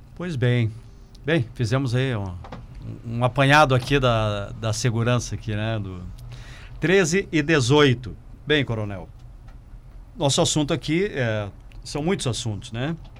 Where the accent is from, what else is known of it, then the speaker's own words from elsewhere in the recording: Passo Fundo, Rio Grande do Sul, Brazil; eu nasci em Passo Fundo exatamente porque meu pai veio prestar serviço aqui